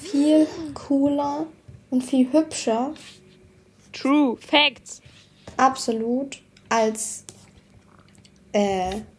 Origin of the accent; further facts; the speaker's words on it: Baden-Württemberg, Germany; Außerdem bin ich doch Schwabe und da wollte ich so ein bisschen meine Spaß. Geizigkeit raushängen lassen.